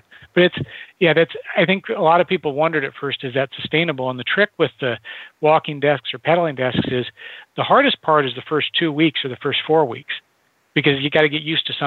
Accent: Nebraska, United States; I grew up in Nebraska in the Midwest

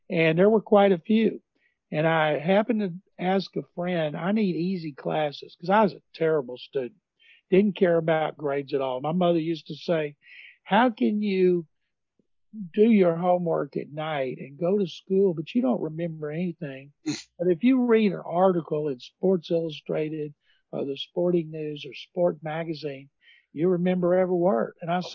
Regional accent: Waco, Texas, United States; now in Houston, United States; I grew up in Waco. I was a diehard sports fan from the time I was a kid. In 1960, when I was 8 years old

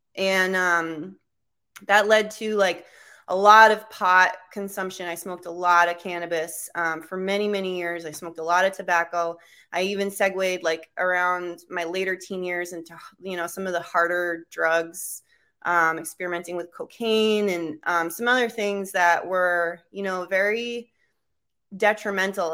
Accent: Cape Cod, Massachusetts, United States; moved away; also born or lived in Alaska / Vermont; my hometown, Cape Cod

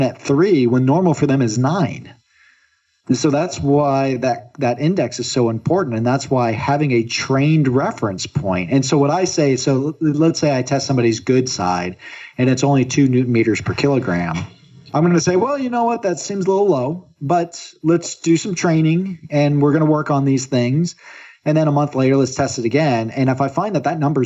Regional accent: Florida, United States; now in Oregon, United States; I'm originally from Florida where it's very, very humid

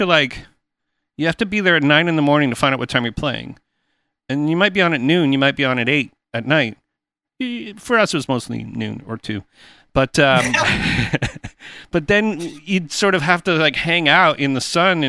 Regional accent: Canada; in Canada, because that's where I'm Canadian

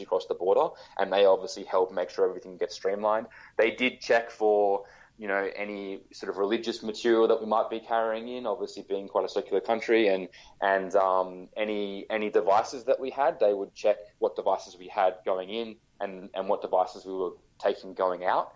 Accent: Australia; being Australian

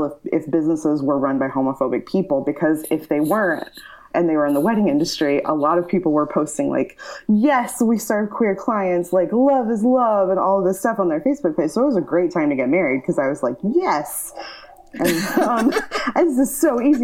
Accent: the Bible Belt, United States; moved away; growing up in the Bible Belt is a lot different.

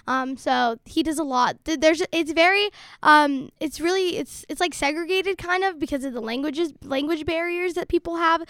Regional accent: Salt Lake City, Utah, United States; born or raised there; first language Somali; also born or lived in Dadaab, Kenya / Somalia (ancestry)

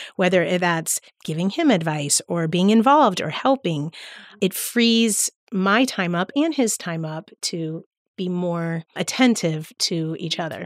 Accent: Palm Beach County, Florida, United States; I grew up in Palm Beach County, so that's where the church that I attend is

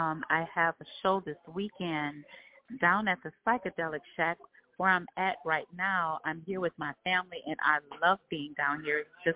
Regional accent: Detroit, Michigan, United States; straight out of Detroit, Michigan.

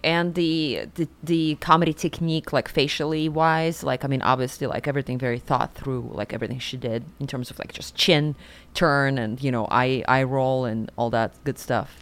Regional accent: Siberia, Russia; moved away as an adult; now in New York, United States; I grew up in Siberia and Russia. I was nineteen when I moved to New York

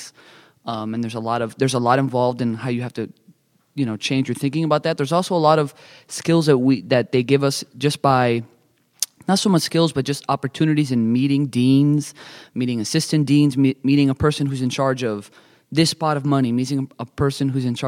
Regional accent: Miami, Florida, United States; moved away as an adult; also born or lived in San Diego, California; now in Nashville, United States; I'm originally from Miami, Florida

